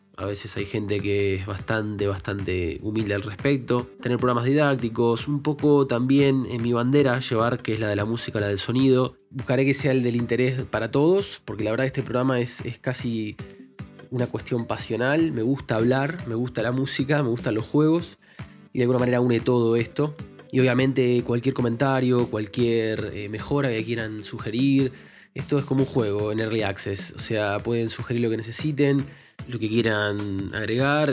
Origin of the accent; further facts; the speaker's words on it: Buenos Aires, Argentina; now in Spain; vivo en España actualmente, soy argentino de nacimiento, porteño, del barrio de Villaluro